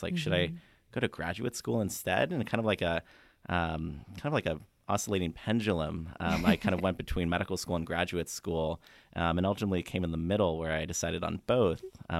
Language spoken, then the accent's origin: English; Escondido, California, United States; moved away as an adult; also born or lived in Tucson, Arizona; growing up in Escondido